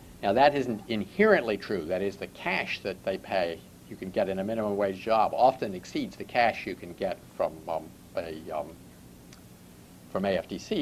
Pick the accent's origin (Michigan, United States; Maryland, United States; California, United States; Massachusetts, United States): Maryland, United States; Baltimore; going back to the late 1940s, when I was growing up in Baltimore.